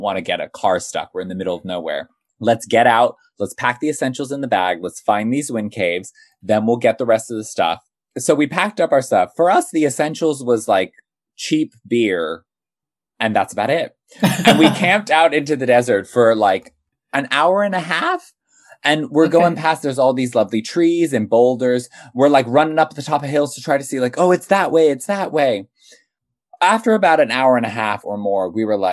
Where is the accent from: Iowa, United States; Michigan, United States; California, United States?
California, United States; now in United Kingdom; I grew up as a camper, but I grew up in California